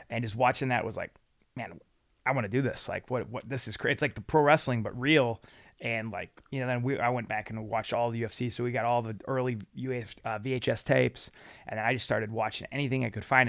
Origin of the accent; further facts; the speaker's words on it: Lansing, Illinois, United States; I grew up in Lansing, Illinois, right on the Indiana border